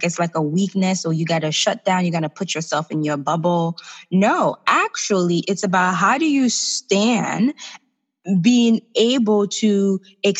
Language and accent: English; Haiti; now in United States; I'm from Haiti, and I grew up with my mom, who's a single mom, and we have family back home